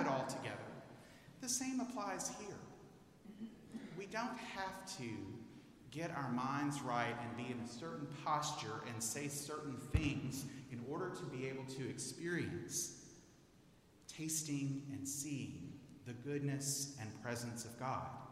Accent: Houston, Texas, United States; moved away as an adult; I'm a native of Houston.

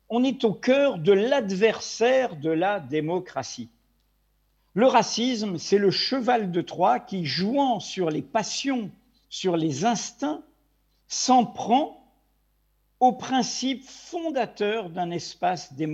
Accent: Brittany, France; also born or lived in Maghreb; jusqu'à l'âge de 10 ans, et ensuite euh, au Maghreb jusqu'à l'âge de 18 ans. Comme je dis souvent, je suis un Breton ou un Français d'outre-mer.

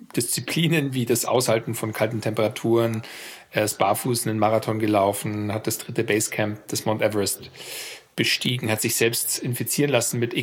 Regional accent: Germany; moved away as an adult; also born or lived in United States / France; war vier Jahre in den USA und als Deutscher natürlich und bin dann auch zurück

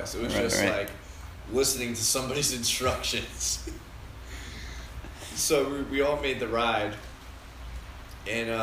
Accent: West Haven, Connecticut, United States; I grew up in West Haven, Connecticut

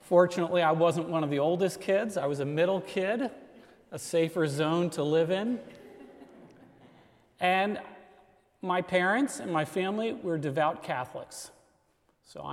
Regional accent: Washington, District of Columbia, United States; I'm from Washington, D.C.

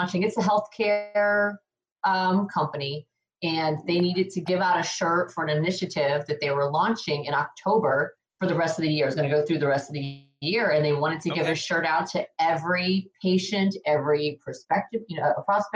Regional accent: South Florida, United States; I'm originally from South Florida

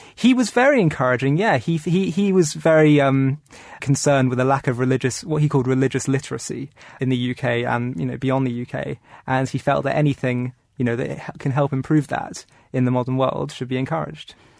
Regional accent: London, United Kingdom; I grew up in London

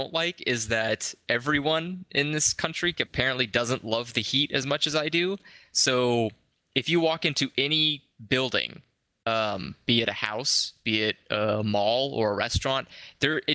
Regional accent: California, United States; moved away as an adult; now in United Arab Emirates; from California

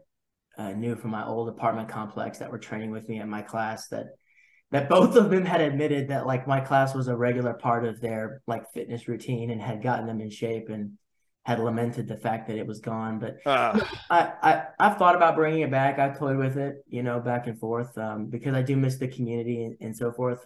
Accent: Arkansas, United States; I'm from Arkansas

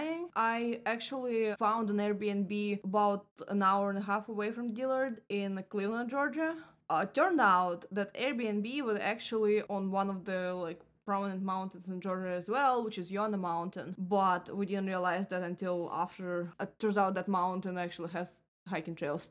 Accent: Russia; moved away as an adult; now in Florida, United States; since I left Russia

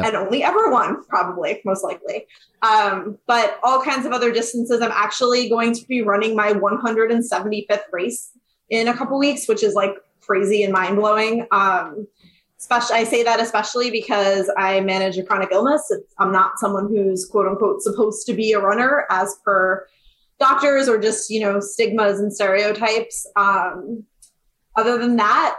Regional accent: Arizona, United States; moved away; also born or lived in Westchester, New York; I was originally from Westchester, slightly upstate of the city, moved and grew up in Arizona

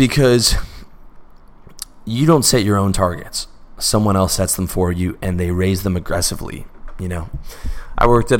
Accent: Canada; I'm Canadian

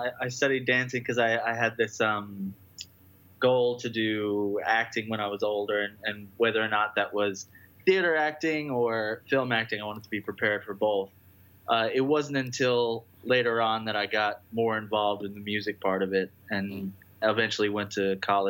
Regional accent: Long Island, New York, United States; now in Brooklyn, United States; I grew up in Long Island.

